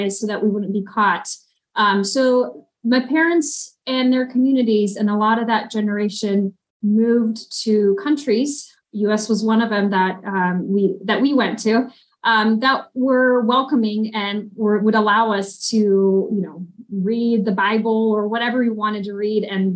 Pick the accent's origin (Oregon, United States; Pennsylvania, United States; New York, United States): Oregon, United States; born or raised there; also born or lived in Ukraine